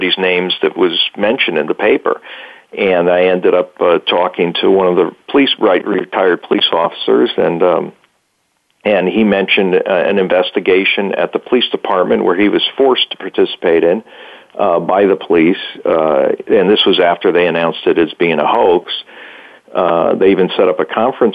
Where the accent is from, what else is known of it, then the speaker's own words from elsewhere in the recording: Bridgeport, Connecticut, United States; I grew up in Bridgeport